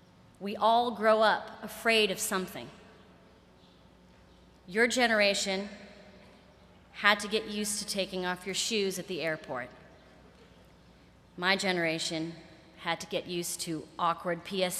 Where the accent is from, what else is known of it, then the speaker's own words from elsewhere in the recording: Boston, Massachusetts, United States; now in New York, United States; as a Bostonian